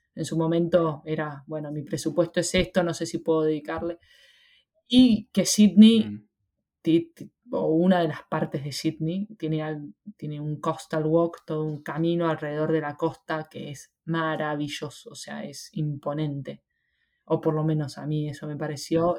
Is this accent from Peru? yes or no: no; Argentina; moved away as an adult; now in Australia